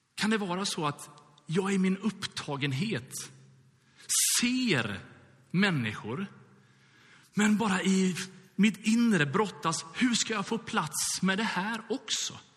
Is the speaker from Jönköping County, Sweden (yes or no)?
no; Gothenburg, Västra Götaland, Sweden; jag är uppvuxen i Göteborg